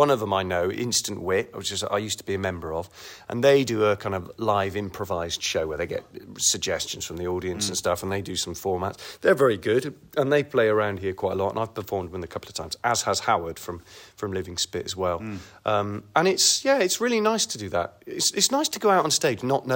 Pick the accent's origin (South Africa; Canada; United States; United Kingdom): United Kingdom; Kingswood, South West England; accent: Bristolian; I grew up in Kingswood, Warmley